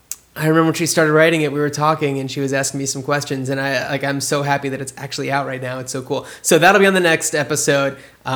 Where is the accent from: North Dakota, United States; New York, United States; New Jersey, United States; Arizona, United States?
New Jersey, United States; I am from New Jersey.